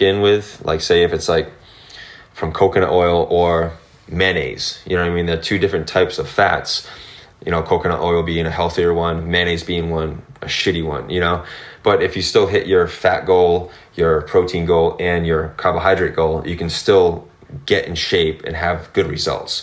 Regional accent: Massachusetts, United States; I grew up here.

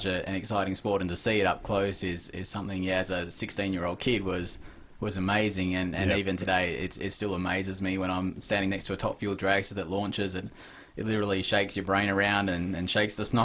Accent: Ravenswood, Western Australia, Australia; I grew up around Ravenswood, watching them race motorbikes

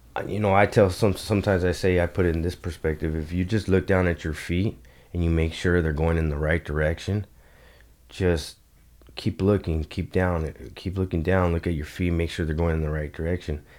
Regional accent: Los Angeles, California, United States; I grew up in Eagle Rock, California

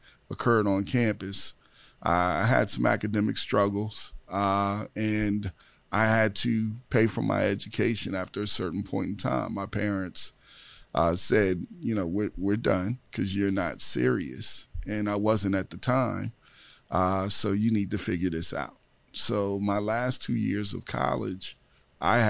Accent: Newark, New Jersey, United States; I'm from Newark, New Jersey

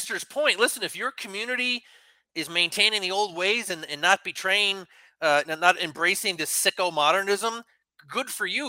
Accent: New England, United States; I grew up in New England

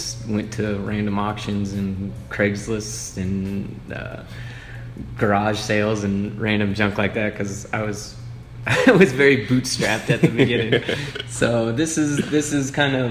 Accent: Harrisonville, Missouri, United States; also born or lived in Rolla, Missouri / Kansas City; I grew up in Harrisonville, Missouri, just south of here.

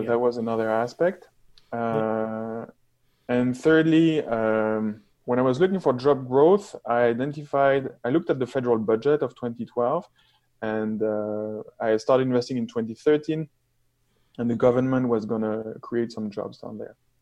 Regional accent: France; moved away as an adult; also born or lived in Toronto, Canada; now in London, Canada; I'm from France

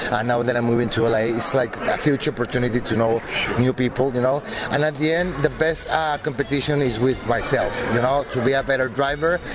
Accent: Mexico; moved away; I'm from Mexico

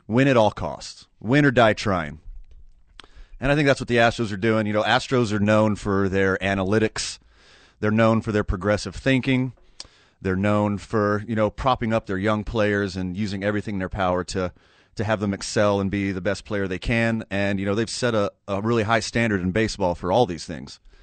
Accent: Houston, Texas, United States; I grew up right outside of Houston.

